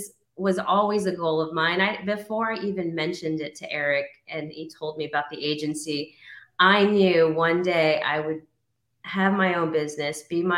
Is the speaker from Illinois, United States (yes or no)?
no; Austin, Texas, United States; we moved and bought a home in Austin, Texas, my hometown, I like to say.